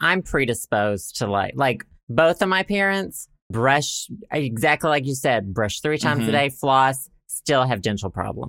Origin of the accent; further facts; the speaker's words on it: Arkansas, United States; born there; Like my body knows I was born in Arkansas.